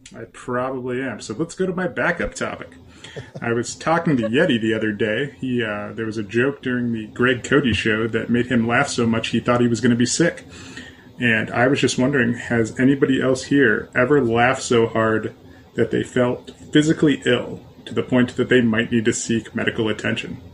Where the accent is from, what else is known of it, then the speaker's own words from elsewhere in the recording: Canton, Ohio, United States; my hometown of Canton, Ohio